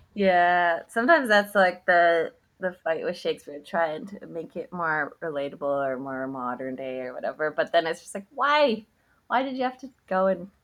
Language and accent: English; Canada; we're Canadian